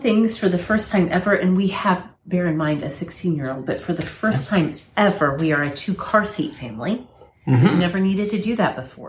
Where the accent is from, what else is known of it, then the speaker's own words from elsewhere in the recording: United States; as an American